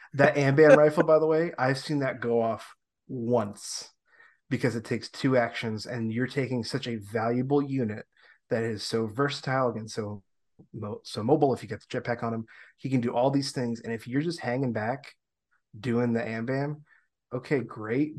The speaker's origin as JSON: {"language": "English", "area": "Long Island", "region": "New York", "country": "United States", "also_born_or_lived": "the South", "moved": "yes", "lives_now": "Upstate New York, United States", "said": "I'm from Long Island"}